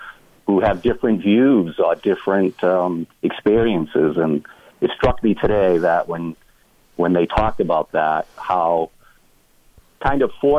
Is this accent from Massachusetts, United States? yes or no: yes; New Bedford, Massachusetts, United States; I was born and raised in New Bedford. So I kind of grew up in a poor neighborhood. All my friends were black or poor whites like us